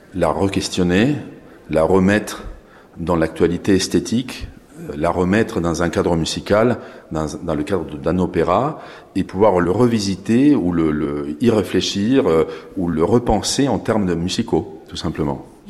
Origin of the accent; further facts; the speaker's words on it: Argentina; moved away; chez moi en Argentine.